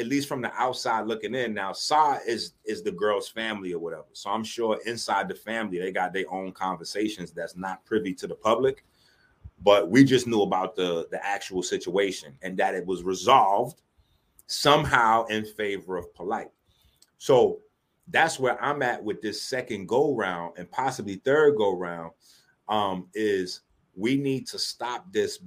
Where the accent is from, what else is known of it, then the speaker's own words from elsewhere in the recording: New York City, New York, United States; I was raised in the South Bronx